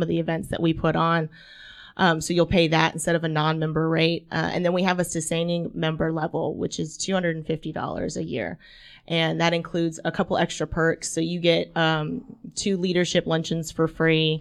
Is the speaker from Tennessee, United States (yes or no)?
yes; Franklin, Tennessee, United States; moved away as an adult; also born or lived in Florida; now in Chattanooga, United States; I grew up in Franklin, Tennessee.